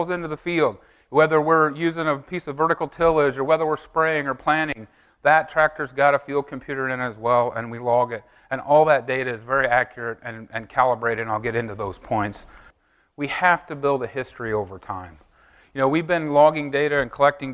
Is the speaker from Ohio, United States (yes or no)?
no; Effingham, Illinois, United States; I'm from Effingham, Illinois